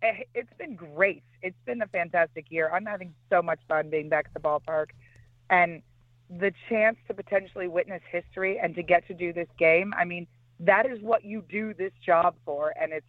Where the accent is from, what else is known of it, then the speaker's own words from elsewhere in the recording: Fresno, California, United States; I was born and raised in Fresno.